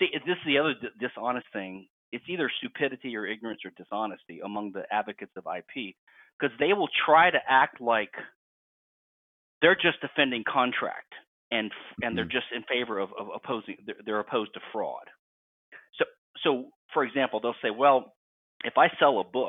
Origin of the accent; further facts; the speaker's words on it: Louisiana, United States; I'm from Louisiana